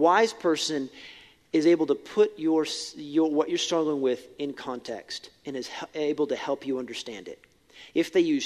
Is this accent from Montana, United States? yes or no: yes; Billings, Montana, United States; I grew up in Billings. I graduated from West